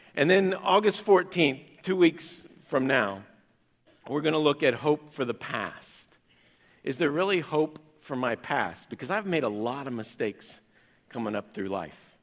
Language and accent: English; Kansas, United States; growing up in Kansas